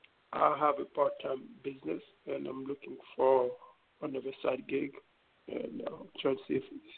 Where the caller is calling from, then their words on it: New York, United States; I'm calling from New York.